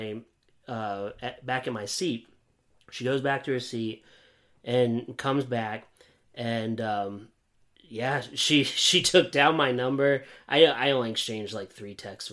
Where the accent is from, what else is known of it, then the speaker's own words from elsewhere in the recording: Williamsport, Pennsylvania, United States; moved away; this is my hometown